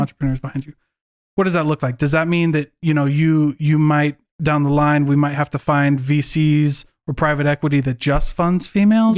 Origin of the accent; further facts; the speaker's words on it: Iowa, United States; moved away; I was raised in Iowa